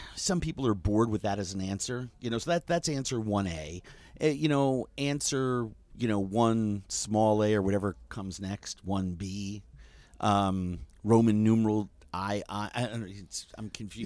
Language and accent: English; New York, United States; growing up in New York